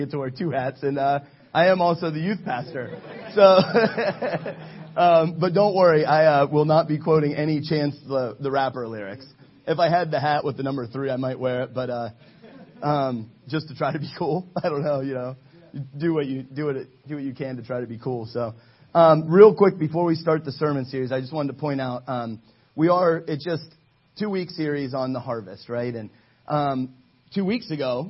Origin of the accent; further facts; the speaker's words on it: Ohio, United States; moved away as an adult; I'm from Ohio